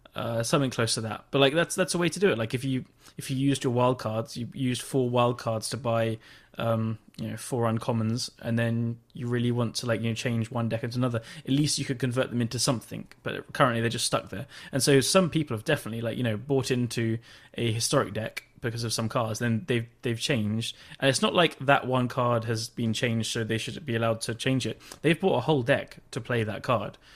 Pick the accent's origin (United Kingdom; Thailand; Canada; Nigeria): United Kingdom; England; I'm English